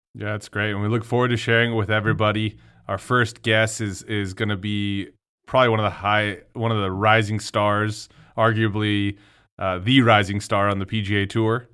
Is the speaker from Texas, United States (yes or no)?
yes; El Paso, Texas, United States; growing up in El Paso, Texas